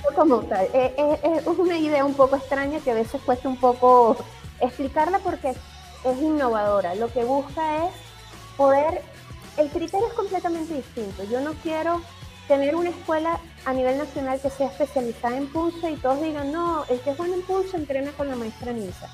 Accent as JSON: {"language": "Spanish", "country": "Venezuela", "said": "como venezolanos"}